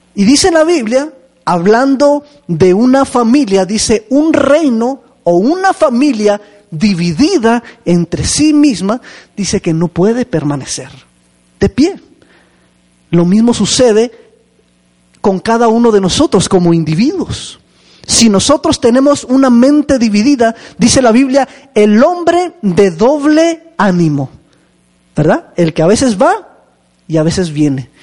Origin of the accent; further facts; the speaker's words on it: Chihuahua, Mexico; moved away; allá en, Chihuahua, de donde vengo yo